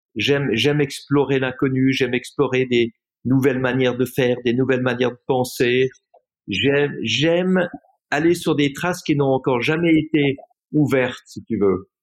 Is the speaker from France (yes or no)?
no; Switzerland; je suis rentré en Suisse, j'étais à l'école